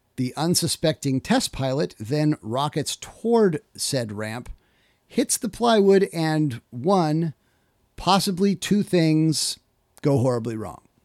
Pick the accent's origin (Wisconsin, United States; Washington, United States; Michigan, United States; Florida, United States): Washington, United States; Kittitas; I grew up in Kittitas, Washington